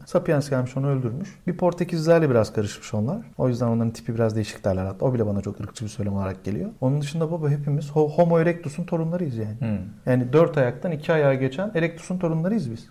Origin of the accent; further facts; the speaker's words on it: Turkey; moved away as an adult; now in Berlin, Germany; Türkiye'de doğup büyümüşüz